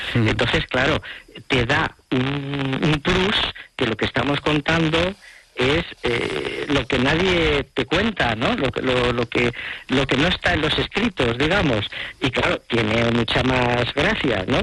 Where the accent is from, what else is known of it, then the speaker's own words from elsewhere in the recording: Huesca, Aragon, Spain; mi tierra. Mm, de Huesca.